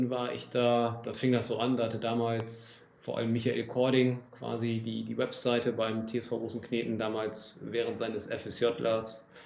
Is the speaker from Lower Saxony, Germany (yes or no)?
yes; Großenkneten, Lower Saxony, Germany; moved away as an adult; also born or lived in Frankfurt am Main; now in Oldenburg, Germany; 28 Jahre alt, komme gebürtig aus Großen Kneten, bin hier aufgewachsen, bin dann nach dem Abitur und einem FSJ äh, bei der EWE e in Oldenburg angefangen, bin dann auch nach Oldenburg gezogen.